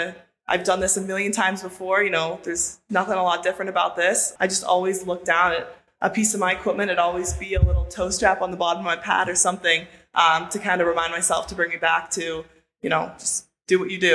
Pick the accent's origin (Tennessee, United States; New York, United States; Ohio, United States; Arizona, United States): New York, United States; Buffalo; Well, I grew up in Buffalo, so Ryan Miller, I was a huge fan of.